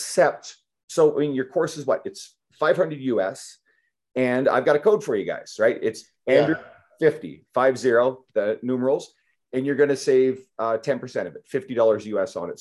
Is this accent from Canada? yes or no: yes; Canada; I'm Canadian